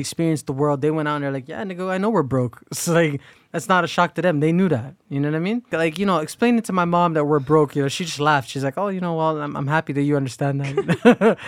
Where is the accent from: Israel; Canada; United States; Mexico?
Canada; we're all born in this country